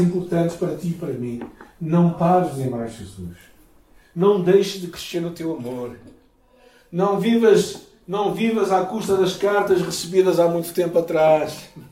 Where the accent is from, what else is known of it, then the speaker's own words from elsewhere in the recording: Portugal; Eu sou português